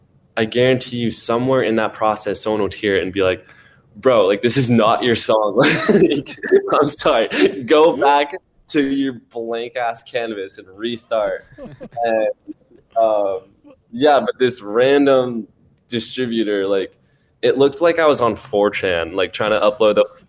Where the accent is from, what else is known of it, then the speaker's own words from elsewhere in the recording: Seattle, Washington, United States; we're both from Seattle